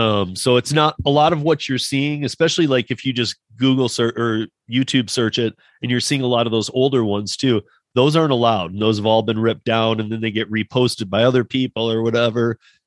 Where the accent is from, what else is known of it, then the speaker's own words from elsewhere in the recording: Michigan, United States; moved away as an adult; now in Colorado, United States; I'm from Michigan. That's why I live in Colorado for the last 20 years